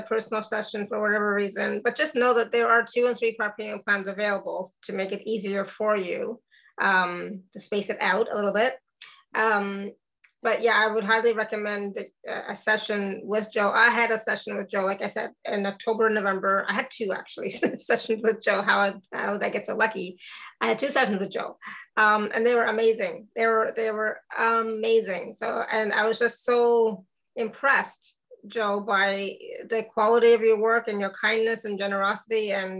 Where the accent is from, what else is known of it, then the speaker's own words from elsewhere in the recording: Canada; now in Austria; I am Canadian, so I will say that.